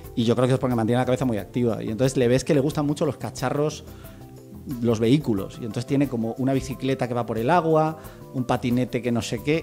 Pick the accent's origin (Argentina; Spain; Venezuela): Spain; Almería, Andalusia; yo soy de Almería, que es una ciudad donde hace bueno